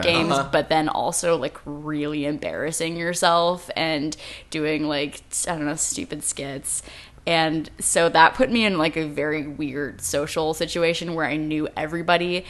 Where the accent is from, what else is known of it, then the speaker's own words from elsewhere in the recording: Saratoga, California, United States; I grew up in the Bay Area